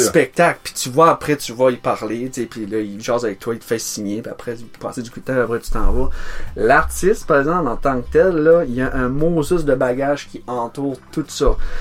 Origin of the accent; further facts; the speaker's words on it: Nigadoo, New Brunswick, Canada; je suis né là, euh, j'ai grandi là